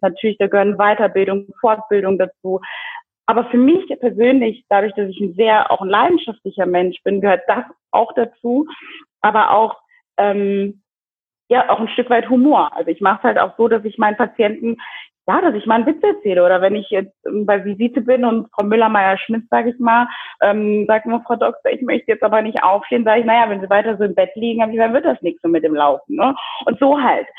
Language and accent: German; Germany; moved away as an adult; also born or lived in Kinshasa, Democratic Republic of the Congo; now in Zurich, Switzerland; bin in Deutschland aufgewachsen, dort zur Schule gegangen